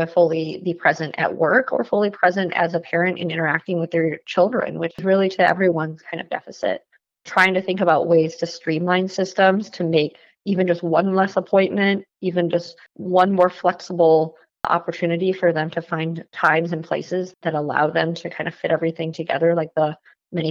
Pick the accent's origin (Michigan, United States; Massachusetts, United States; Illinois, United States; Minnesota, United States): Michigan, United States; Ann Arbor; now in Washington, D.C., United States; I'm from Ann Arbor, so I'm always excited to come back home. I now live outside of Washington, D.C.